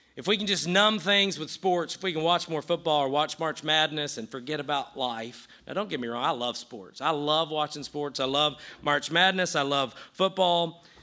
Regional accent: the South, United States; I grew up in the South

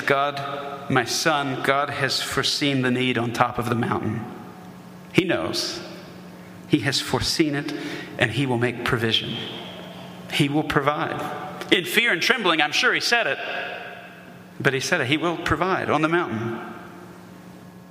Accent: the South, United States; we're in the South, and I grew up in the South

